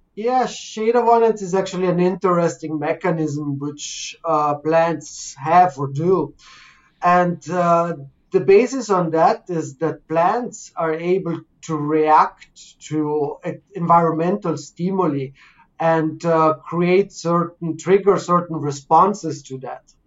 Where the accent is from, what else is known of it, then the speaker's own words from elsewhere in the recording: Canada; I'm from Canada